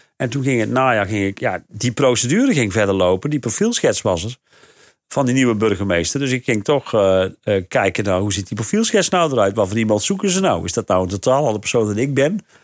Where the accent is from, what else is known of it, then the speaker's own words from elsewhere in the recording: North Brabant, Netherlands; moved away as an adult; now in Rhenen, Netherlands; waar ik vandaan kom, in ja. Brabant. Van die, van die zandgronden in Noordoost-Brabant